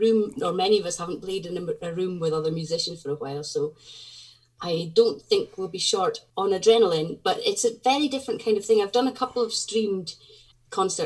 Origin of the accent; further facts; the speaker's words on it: Fair Isle, Shetland, Scotland, United Kingdom; I come from Fair Isle, one of the small Shetland Islands.